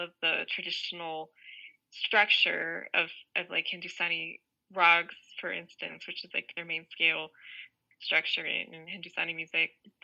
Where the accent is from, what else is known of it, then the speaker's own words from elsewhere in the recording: United States; I'm an Indian American, and a lot of the music I grew up listening to was also Indian classical music